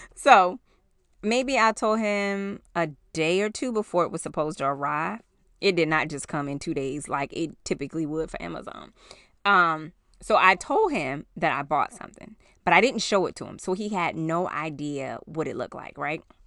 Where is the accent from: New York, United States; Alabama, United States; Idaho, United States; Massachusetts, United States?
New York, United States; moved away; we were in New York